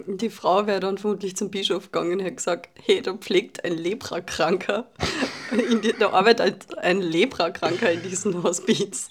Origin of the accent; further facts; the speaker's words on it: Carinthia, Austria; now in Vienna, Austria; Ja, ich wohne in Wien, aber ich bin Kärntnerin